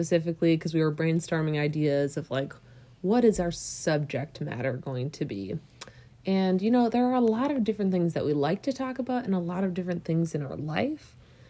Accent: Minnesota, United States; because we're from Minnesota

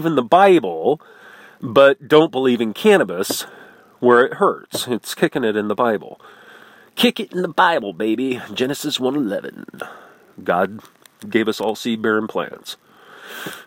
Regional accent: Midwest, United States; I'm from the Midwest, where you look as far as the eye can see, and it's flat and ugly

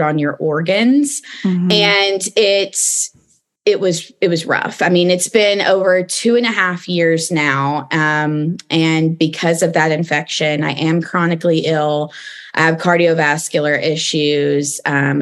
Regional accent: East Tennessee, United States; moved away as an adult; also born or lived in Los Angeles, United States; I am originally from East Tennessee

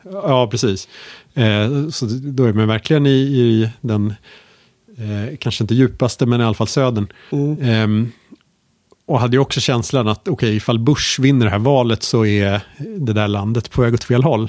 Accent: Sweden; som liten svensk

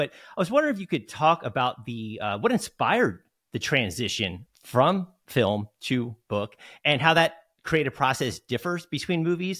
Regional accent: New Jersey, United States; also born or lived in Pittsburgh; I grew up in New Jersey, but definitely spent a good time in a good deal of time in Pittsburgh.

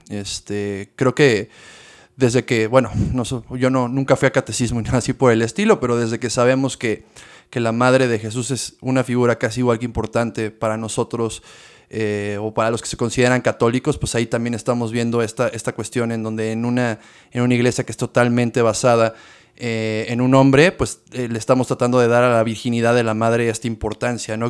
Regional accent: Mexico; como mexicanos

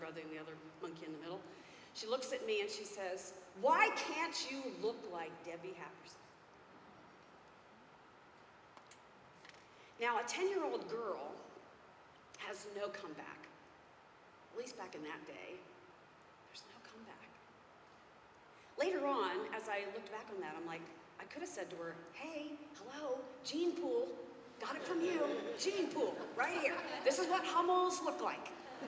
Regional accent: Philadelphia, Pennsylvania, United States; I'm from Pennsylvania, Philadelphia area

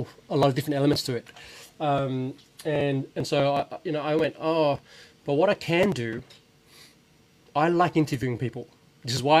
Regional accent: Laos; moved away; I was born in Laos

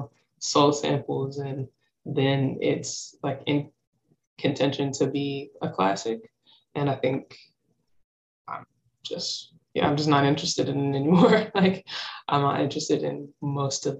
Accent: Charlotte, North Carolina, United States; also born or lived in Philadelphia, Pennsylvania; now in Brooklyn, United States; I was born in Charlotte

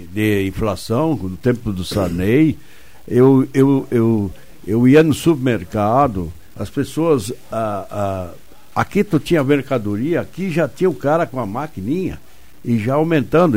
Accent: Brazil; quando era guri, lá em Trombuto.

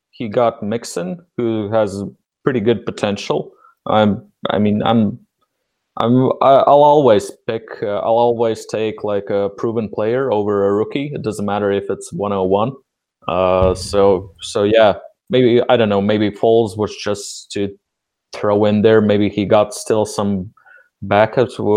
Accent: United States; also born or lived in Minnesota; us Americans

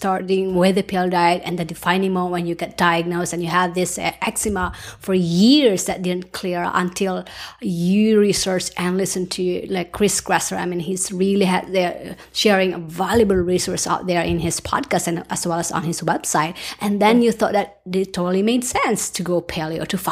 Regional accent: Philippines; moved away; I grew up in the Philippines, and rice was our staple food

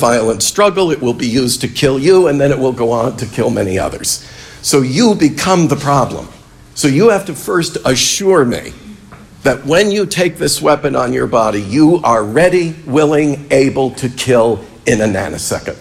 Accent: New York, United States; I grew up in New York State

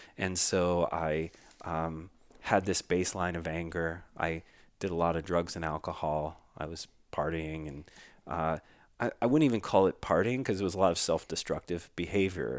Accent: Philadelphia, Pennsylvania, United States; the community I grew up in in Philadelphia

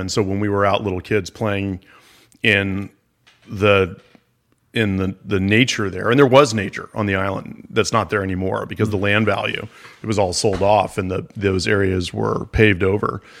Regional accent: Palm Beach, Florida, United States; I grew up in Palm Beach, Florida

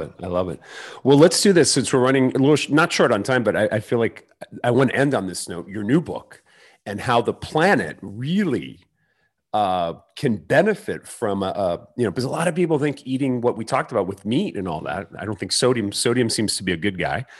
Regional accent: Mexico City, Mexico; moved away; born in Mexico City

